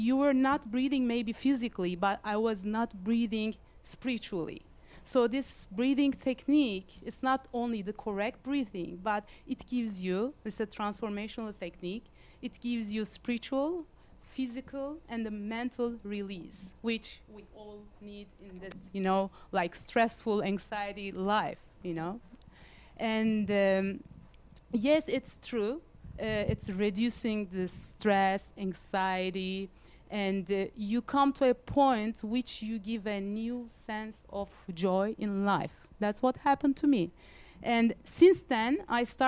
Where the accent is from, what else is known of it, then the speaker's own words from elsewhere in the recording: Istanbul, Turkey; moved away as an adult; I'm from Istanbul. I moved here like 10 years ago.